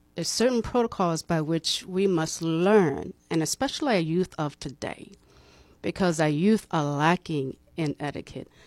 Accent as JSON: {"language": "English", "town": "Boston", "region": "Massachusetts", "country": "United States", "also_born_or_lived": "Cleveland, Ohio", "moved": "yes", "lives_now": "Tallahassee, United States", "said": "I am from Boston, Massachusetts."}